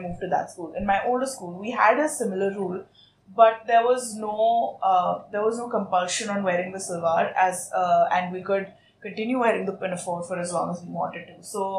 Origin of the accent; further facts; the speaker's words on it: Saudi Arabia; So I grew up in Saudi Arabia, not in India. I was educated outside of India.